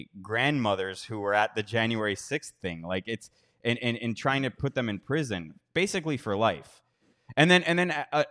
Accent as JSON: {"language": "English", "country": "United States", "moved": "yes", "said": "I'm from America."}